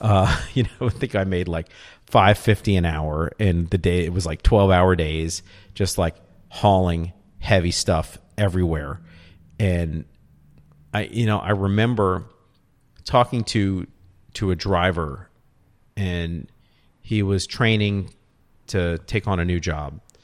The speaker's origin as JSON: {"language": "English", "town": "New Orleans", "region": "Louisiana", "country": "United States", "also_born_or_lived": "Austin", "accent": "New Orleans", "moved": "yes", "said": "it's my New Orleans accent"}